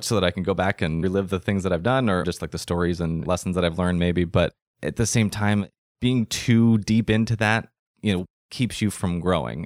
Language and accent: English; United States; also born or lived in London; what I had lived my whole life, which was being an American in America